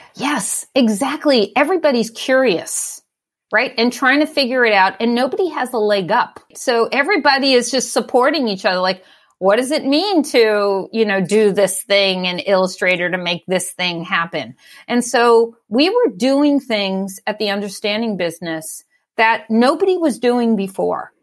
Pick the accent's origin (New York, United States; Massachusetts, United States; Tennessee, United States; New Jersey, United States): New York, United States; New York City; moved away as an adult; also born or lived in Brooklyn; now in Oakland, United States; So I lived in Staten Island. I grew up in Staten Island.